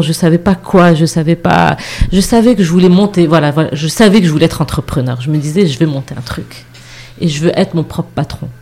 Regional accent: Morocco; moved away; also born or lived in Montreal, Canada / Casablanca; je suis rentrée au Maroc vraiment par choix

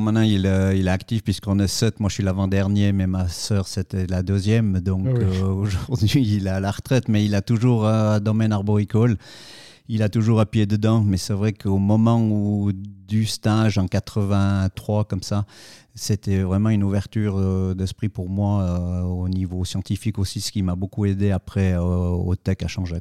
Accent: Saillon, Valais, Switzerland; je suis originaire de Saillon, en Valais

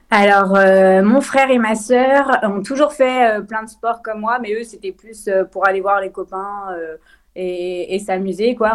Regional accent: Lyon, Auvergne-Rhône-Alpes, France; je viens de Lyon, j'ai grandi à Lyon.

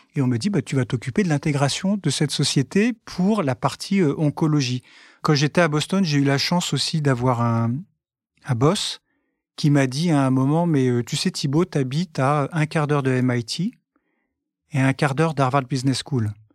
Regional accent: France; nous les Français

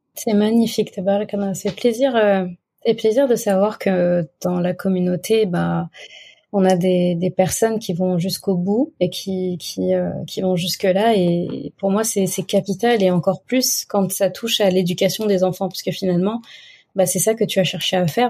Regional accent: Senegal; Chez nous, au Sénégal

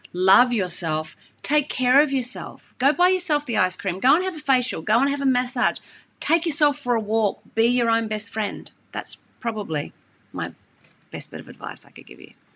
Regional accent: Hawke's Bay, New Zealand; moved away; also born or lived in Australia; I grew up and actually I spent a lot of time in the Hawke's Bay in New Zealand

